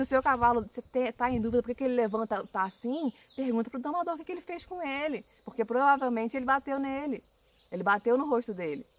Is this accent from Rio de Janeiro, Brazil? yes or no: yes; Rio de Janeiro, Brazil; now in Minas Gerais, Brazil; a gente é carioca, a gente é do Rio de Janeiro, a gente mudou para onde a gente está hoje, que é em Minas